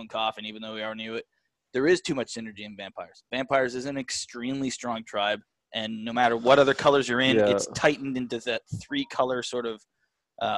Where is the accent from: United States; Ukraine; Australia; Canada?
Canada; as a Canadian